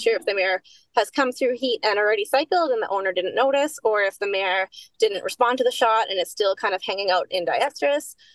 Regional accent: Saskatchewan, Canada; I grew up in Saskatchewan

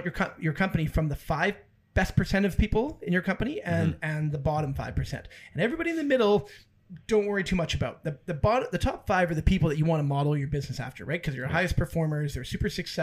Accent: Abbotsford, British Columbia, Canada; we're from Abbotsford

